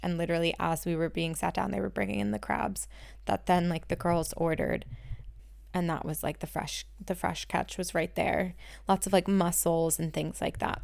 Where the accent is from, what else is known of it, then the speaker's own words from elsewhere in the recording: two hours west of Philadelphia, rural Pennsylvania, United States; I say I'm from Philly, but I'm not really from Philly, I'm from two hours west of Philly